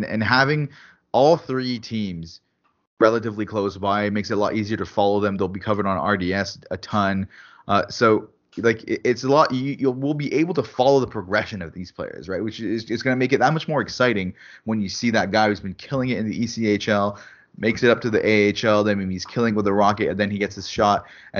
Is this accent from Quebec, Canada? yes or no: yes; Quebec, Canada; but I'm from Quebec